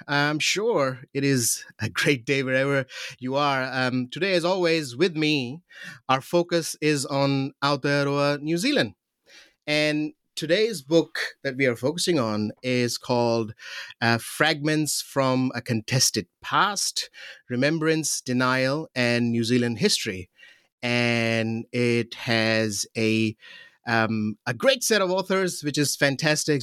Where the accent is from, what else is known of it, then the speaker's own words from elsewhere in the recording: Pakistan; moved away; I'm from Pakistan